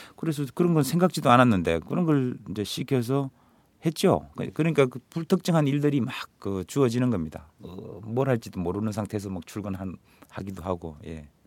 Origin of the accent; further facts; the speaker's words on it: Mungyeong, North Gyeongsang, South Korea; moved away; 제가 아무래도 경북 문경 출신이다